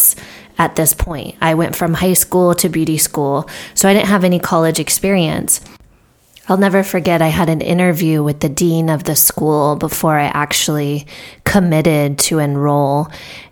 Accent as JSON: {"language": "English", "region": "Southern California", "country": "United States", "tie": "born or raised there", "said": "I grew up in Southern California"}